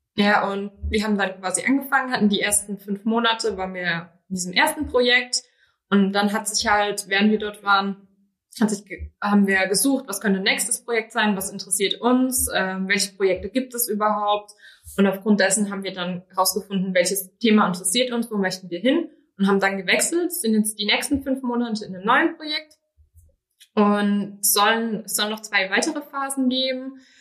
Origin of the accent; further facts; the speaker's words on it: Rhineland-Palatinate, Germany; moved away as an adult; now in Berlin, Germany; ich komme aus Rheinland-Pfalz